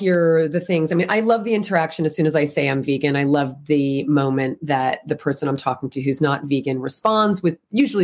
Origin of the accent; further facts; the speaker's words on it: New Jersey, United States; moved away as an adult; now in California, United States; So I grew up in the East Coast, grew up in New Jersey, and I've been in California 24, 25 years.